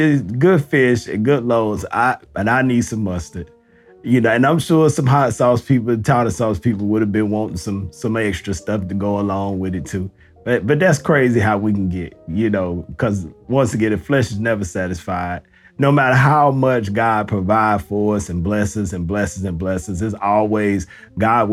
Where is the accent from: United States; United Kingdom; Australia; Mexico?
United States; the South; I'm from the South